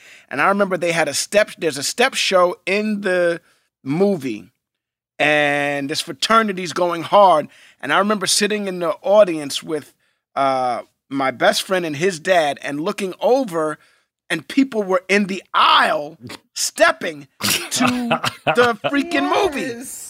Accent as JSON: {"language": "English", "town": "New York City", "region": "New York", "country": "United States", "tie": "born or raised there", "said": "You know, I grew up in New York City. My parents belonged to a theater in Harlem."}